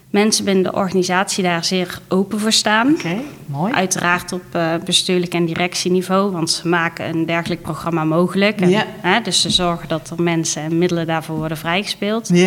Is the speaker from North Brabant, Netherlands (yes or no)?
yes; Tilburg, North Brabant, Netherlands; ik ben geboren en getogen in Tilburg.